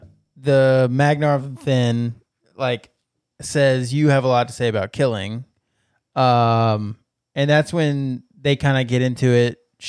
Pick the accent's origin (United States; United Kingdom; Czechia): United Kingdom; It's I'm British. Fine with it. It's British slang.